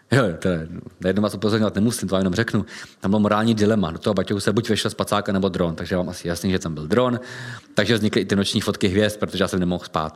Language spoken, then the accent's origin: Czech; Czechia; jsme Češi